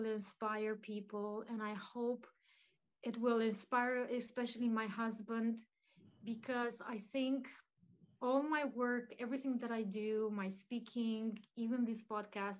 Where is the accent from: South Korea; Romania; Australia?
Romania; So my mom is Romanian. I was born in Romania.